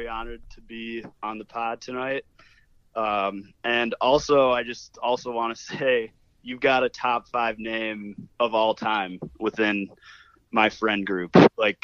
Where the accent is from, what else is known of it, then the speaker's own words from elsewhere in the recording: Michigan, United States; also born or lived in Austin; now in Chicago, United States; I'm also from Michigan